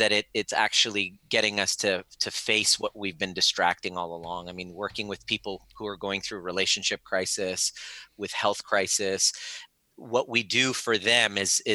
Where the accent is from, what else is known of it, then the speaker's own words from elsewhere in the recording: Canada; also born or lived in Iran; I was born in Iran and I moved to Canada at the age of four